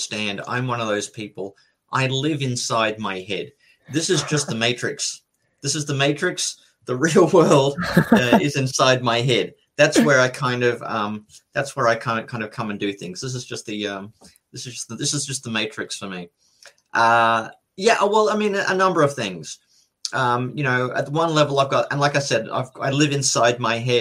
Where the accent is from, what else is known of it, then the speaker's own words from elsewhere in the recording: Brisbane, Queensland, Australia; But I grew up in Brisbane. It's a major city on the East Coast.